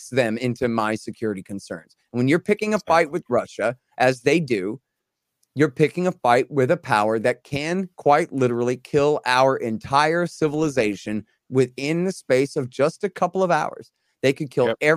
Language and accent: English; Texas, United States; I'm a Texan, okay, and an American.